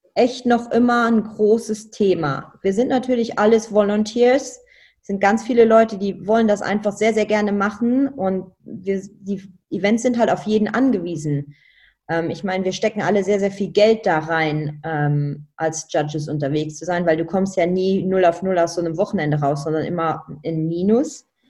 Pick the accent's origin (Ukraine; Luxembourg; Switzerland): Luxembourg; moved away as an adult; also born or lived in Germany; als Luxemburger